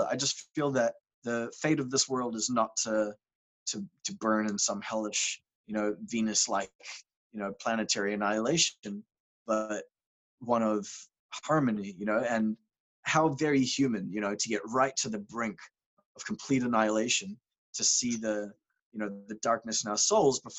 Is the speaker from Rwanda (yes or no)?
no; Cambodia; Growing up in Cambodia, I was a misanthropist.